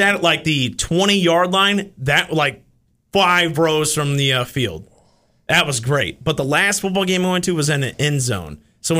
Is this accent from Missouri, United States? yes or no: yes; St. Louis, Missouri, United States; now in Kansas City, United States; growing up in the St. Louis area, going back there